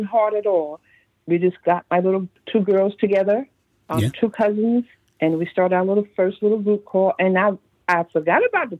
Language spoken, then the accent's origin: English; Paterson, New Jersey, United States; also born or lived in Bishopville, South Carolina; I grew up in Paterson, Jersey, but I was born in Bishopville, South Carolina. But I started school up in Paterson.